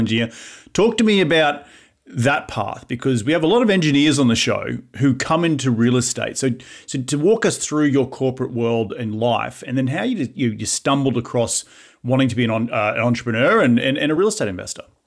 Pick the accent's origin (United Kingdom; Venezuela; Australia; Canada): Australia; accent: Aussie; now in United States